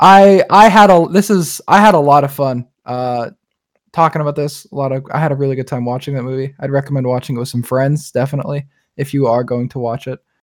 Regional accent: United States; we're very American people

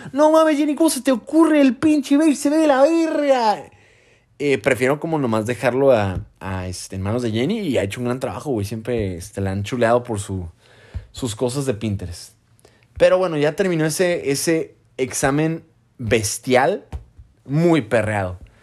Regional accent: Mexico; moved away as an adult; now in Houston, United States; soy un IMG de México

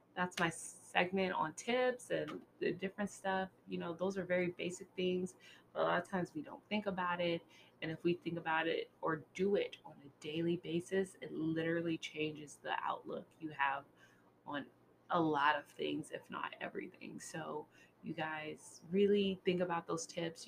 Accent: California, United States; as a Californian person

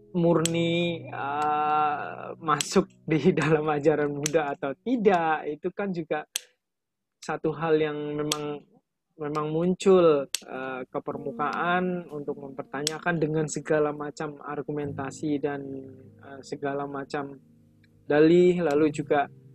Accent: Java, Indonesia; saya juga orang Jawa

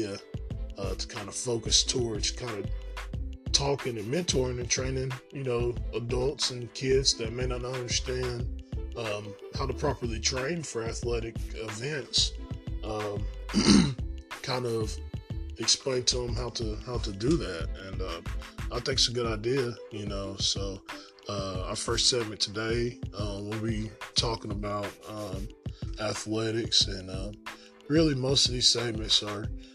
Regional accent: Morristown, Tennessee, United States; I grew up in Morristown, Tennessee, born and raised, and grew up active in sports

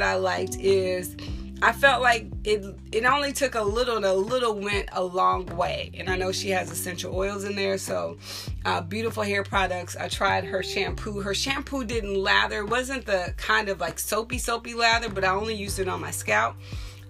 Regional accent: Texas, United States; I am from Texas

